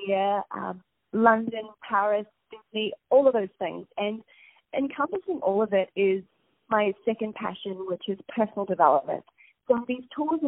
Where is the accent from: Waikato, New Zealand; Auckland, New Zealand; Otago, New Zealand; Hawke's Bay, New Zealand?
Hawke's Bay, New Zealand; Napier; accent: Kiwi; moved away as an adult; grew up in a place called Napier.